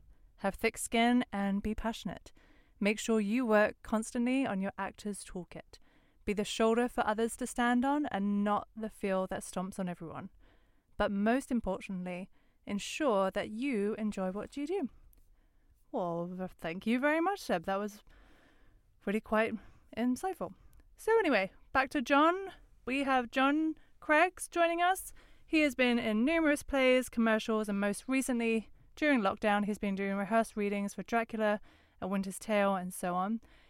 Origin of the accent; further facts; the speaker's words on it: Essex, East of England, United Kingdom; moved away as an adult; also born or lived in London; now in Los Angeles, United States; I grew up in Essex, but I moved to London for a period of time.